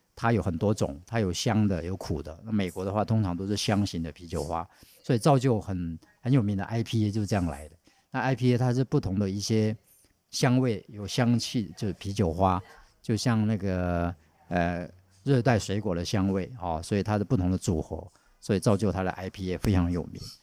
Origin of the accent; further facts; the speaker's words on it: Taiwan; 我们台湾人